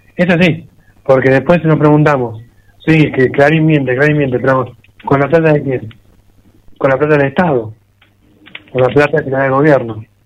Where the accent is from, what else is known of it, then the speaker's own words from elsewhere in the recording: Argentina; somos argentinos, somos argentinos, viviremos en Argentina